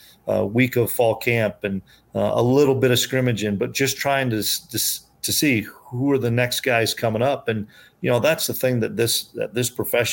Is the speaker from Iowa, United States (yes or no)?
yes; Iowa, United States; moved away as an adult; now in Manhattan, Kansas, United States; I'm an Iowa guy. I grew up in Iowa.